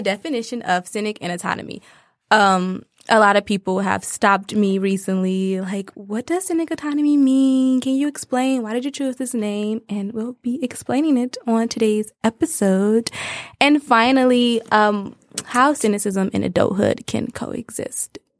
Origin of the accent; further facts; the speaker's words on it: Detroit, Michigan, United States; I'm from Detroit, Michigan